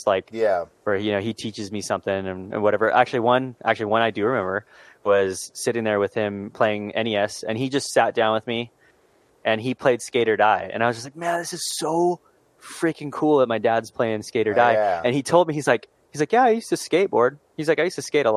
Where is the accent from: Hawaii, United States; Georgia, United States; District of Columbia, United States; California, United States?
California, United States; Southern; We're from California. We're from Southern California.